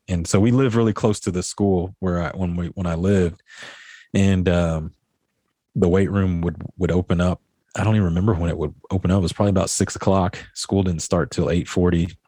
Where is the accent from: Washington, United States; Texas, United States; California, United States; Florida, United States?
Texas, United States; Midland; I grew up here in Midland, Texas